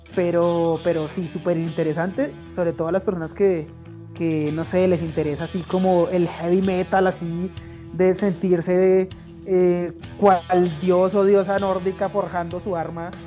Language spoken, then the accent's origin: Spanish; Bogotá, Bogotá Capital District, Colombia; soy un pésimo bogotano